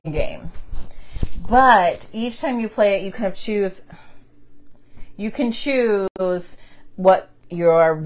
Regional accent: Ohio, United States; we're from the Midwest in Ohio

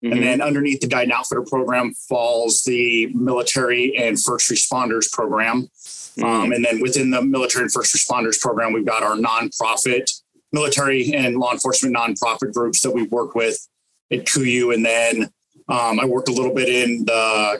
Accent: Colorado, United States; moved away as an adult; also born or lived in Fort Benning, Georgia; now in Alaska, United States; I'm from Colorado originally, born and raised

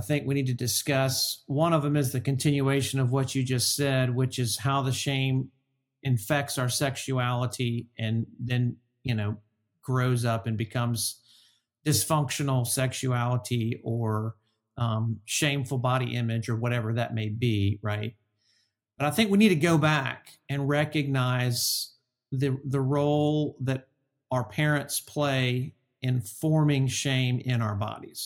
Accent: Alabama, United States; I'm from Alabama

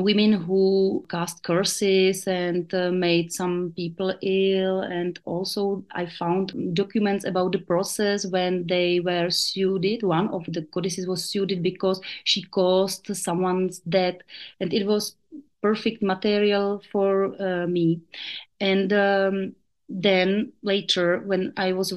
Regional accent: Brno, South Moravian Region, Czechia; English is a second language; I come from South Moravia, which is known in my country like very traditional region where people are close to folklore and nature. And after my parents divorced, I went with my mother to the town and then for my studies to the city

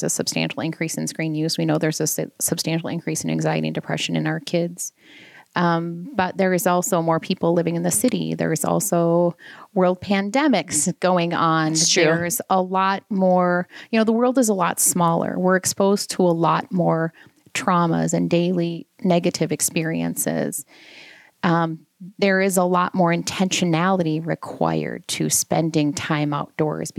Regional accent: Southwest Minnesota, United States; moved away as an adult; also born or lived in Wisconsin / Philadelphia; I grew up in Southwest Minnesota on a farm

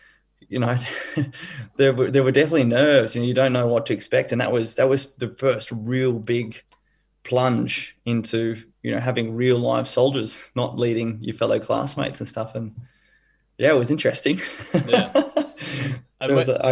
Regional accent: Brisbane, Queensland, Australia; I grew up here in Brisbane

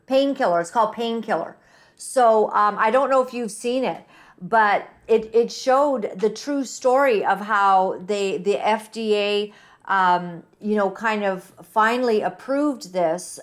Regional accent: United States; moved away; being American

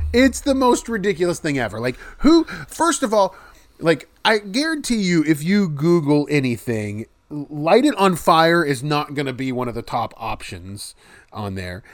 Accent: West Virginia, United States; my home state's West Virginia.

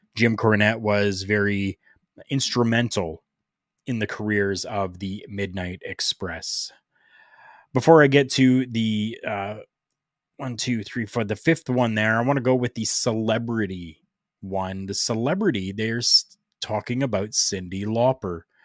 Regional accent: Canada; here in my hometown

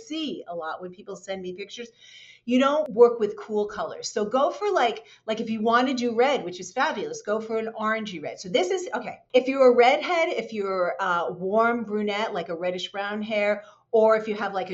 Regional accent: New York City, New York, United States; I grew up in New York City.

